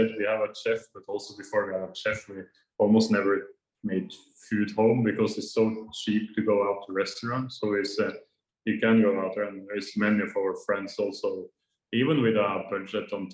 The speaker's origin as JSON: {"language": "English", "country": "Norway", "moved": "as an adult", "lives_now": "Vietnam", "said": "I come from Norway, where it's really strict that you follow the traffic rules"}